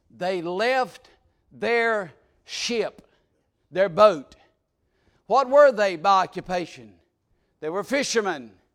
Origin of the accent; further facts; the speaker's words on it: South Georgia, United States; moved away; I was born in, in South Georgia